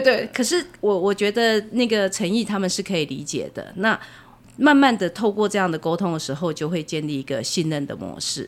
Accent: Changhua County, Taiwan; moved away; 我在台中边缘的城市长大的，比较乡下的地方

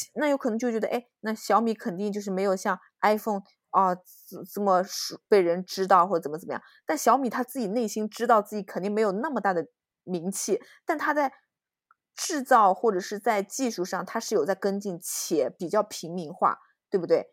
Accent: China; moved away; 因为我是中国人

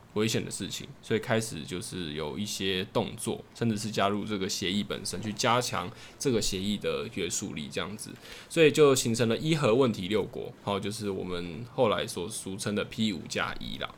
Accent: Taiwan; 我自己身为台湾人

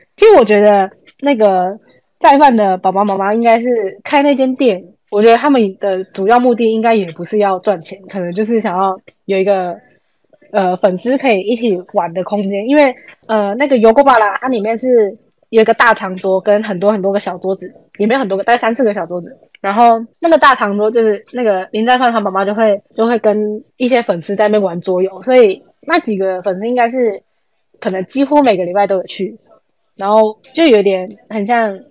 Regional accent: Taiwan; 我们是台湾人

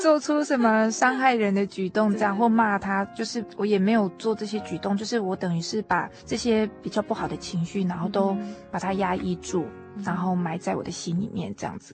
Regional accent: Tainan, Taiwan; 我是台南人

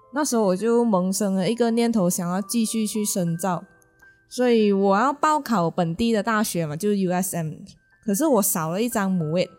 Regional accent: George Town, Penang, Malaysia; 我是马来西亚槟城土生土长的槟榔郎。所以我基本上从小到大呢，小学啊、中学、学院、工作都待在槟城，除了旅行，从来没有离开过冰岛哦

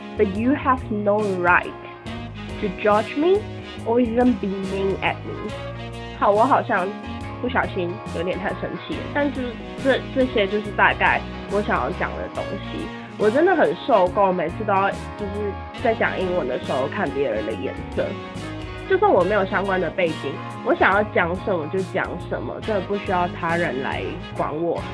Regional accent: Taiwan; 我是台湾人

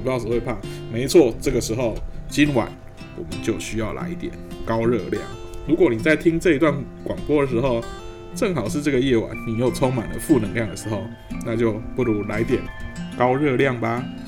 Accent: Taiwan; 身为一个台湾人

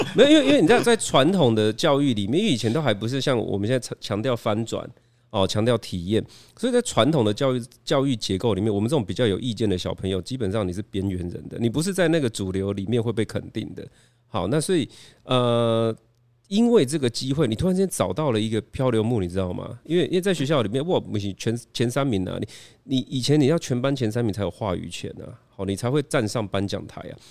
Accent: Chiayi, Taiwan; 我就是土生土长家一小孩。那大家知道我一九八四年生哦

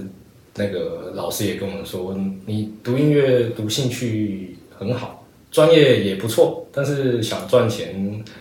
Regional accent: Taiwan; accent: Taiwanese; 哦不会啊，就跟我讲中文也有一点台台语腔。

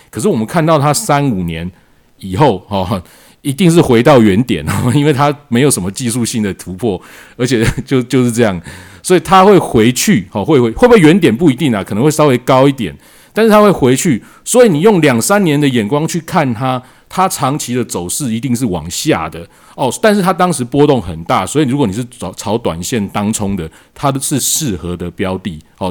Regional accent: Taiwan; 我们台湾人

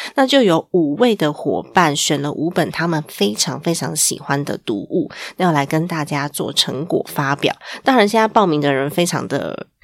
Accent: Taiwan; 我们身在这个国家，对于国家的认同感还是要有的

